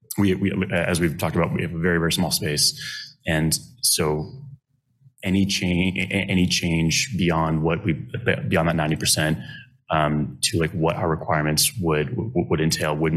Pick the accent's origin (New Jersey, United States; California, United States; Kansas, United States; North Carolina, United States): Kansas, United States; Lawrence; I grew up in Lawrence and I was born here